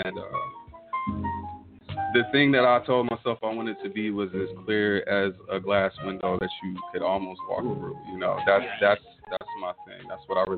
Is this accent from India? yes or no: no; Tulsa, Oklahoma, United States; I was born in Oklahoma City. And then sometime when I was younger, my parents moved here to Tulsa. So I'm pretty much born and raised here